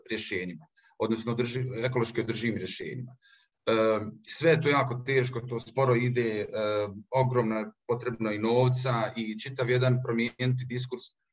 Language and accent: Croatian; Zenica, Federation of Bosnia and Herzegovina, Bosnia & Herzegovina; pošto sam rođen u Zenici, i odrastao željezara